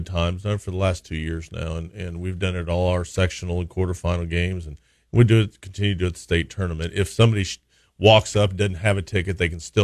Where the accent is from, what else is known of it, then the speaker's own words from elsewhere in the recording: Macon, Missouri, United States; I was from Macon